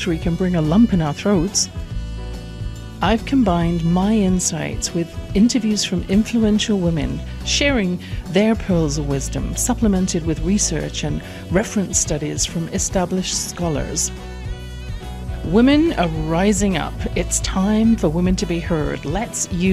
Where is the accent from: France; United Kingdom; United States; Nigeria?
United Kingdom; England; born or raised there